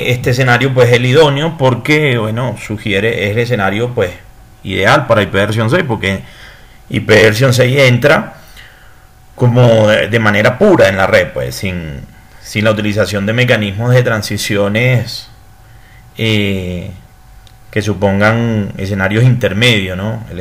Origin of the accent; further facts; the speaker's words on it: Venezuela; soy ingeniero electrónico, soy venezolano, soy consultor internacional